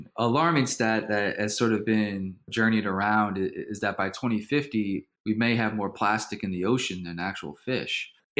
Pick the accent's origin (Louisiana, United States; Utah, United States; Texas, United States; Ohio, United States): Louisiana, United States; New Orleans; I'm born and raised in New Orleans